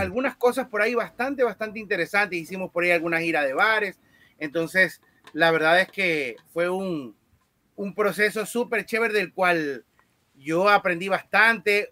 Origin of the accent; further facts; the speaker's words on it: Guayaquil, Guayas, Ecuador; yo nací aquí en Guayaquil